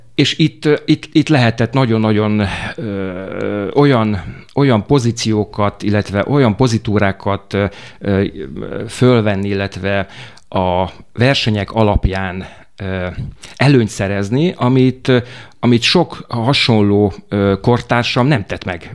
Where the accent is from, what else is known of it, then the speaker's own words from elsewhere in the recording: Miskolc, Borsod-Abaúj-Zemplén, Hungary; moved away as an adult; also born or lived in Budapest / Transdanubia; Én Miskolci vagyok